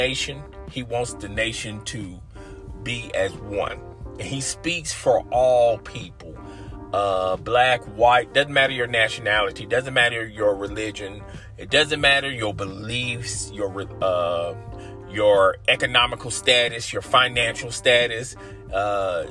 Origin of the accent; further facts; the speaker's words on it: United States; As we, as American citizens, have suffered enough